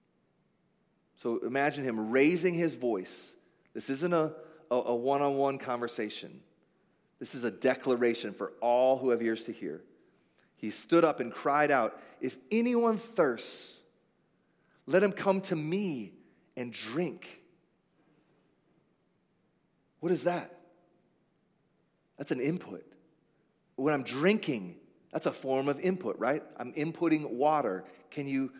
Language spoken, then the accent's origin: English; United States; I'm an American